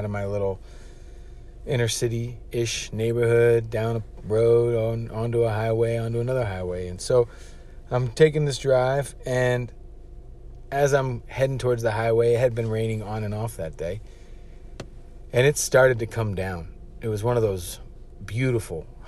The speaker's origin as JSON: {"language": "English", "area": "Washington, D.C. area", "region": "Maryland", "country": "United States", "also_born_or_lived": "Providence, Rhode Island", "moved": "as an adult", "said": "I'm not from Providence, Rhode Island. I'm from down south in Maryland, Washington, D.C. area"}